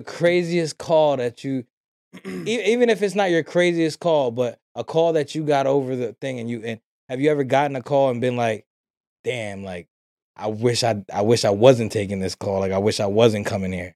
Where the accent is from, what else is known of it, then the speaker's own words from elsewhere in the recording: New York City, New York, United States; we come from New York City. Uh, I grew up in, in the, in the west side of the city, in the West End